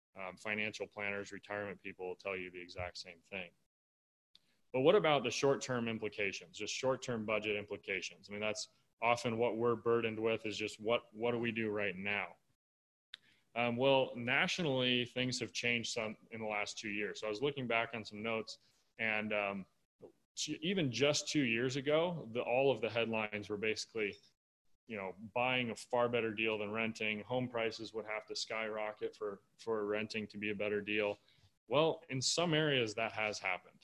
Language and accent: English; Michigan, United States; moved away; I grew up in Michigan